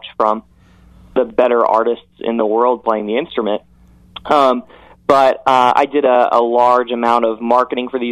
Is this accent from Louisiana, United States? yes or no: no; Indianapolis, Indiana, United States; I grew up in Indianapolis